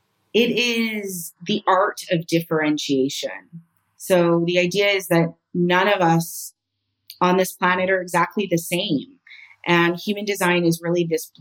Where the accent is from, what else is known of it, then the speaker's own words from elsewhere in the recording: Canada; moved away as an adult; now in Spain; I'm Canadian